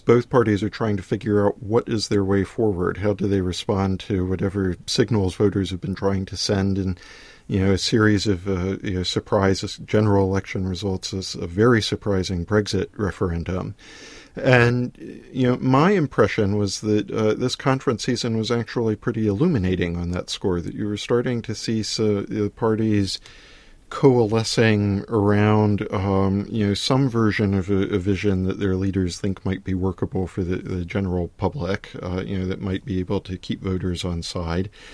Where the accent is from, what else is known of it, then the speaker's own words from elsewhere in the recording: United States; now in London, United Kingdom; speaking as an American